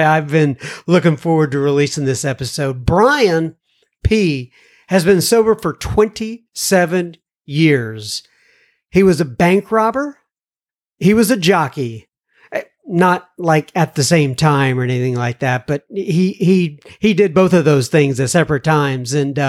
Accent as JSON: {"language": "English", "town": "Dallas", "region": "Texas", "country": "United States", "tie": "born or raised there", "said": "You know, I grew up in Oak Cliff."}